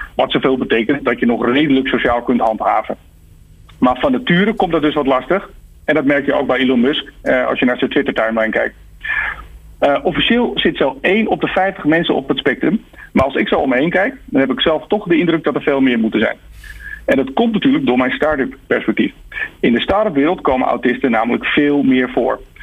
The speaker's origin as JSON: {"language": "Dutch", "country": "Netherlands", "said": "Wij zijn tenslotte die nuchtere Hollanders"}